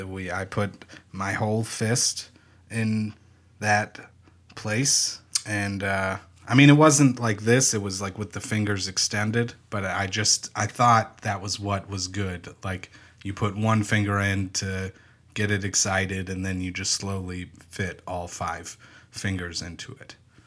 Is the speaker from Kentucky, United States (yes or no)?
no; Wyoming, Ohio, United States; Sorry, I'm from Wyoming, Ohio, not Wyoming, the state. Wyoming, Ohio is in America.